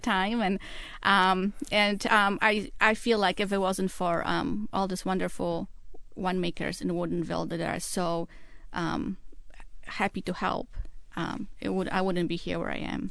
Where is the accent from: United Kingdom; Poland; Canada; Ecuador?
Poland; English is a second language; moved away as an adult; now in Seattle, United States; I'm originally from Poland. I, um, was born and raised and I went to school in Poland and came here about nineteen